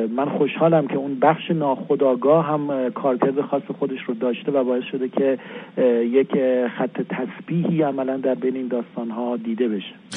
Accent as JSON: {"language": "Persian", "town": "Kermanshah", "region": "Kermanshah Province", "country": "Iran", "tie": "born or raised there", "moved": "yes", "lives_now": "Tehran, Iran", "said": "من کرمانشاهی هستم و طبیعتا به عنوان جایی که در اونجا بزرگ شدم"}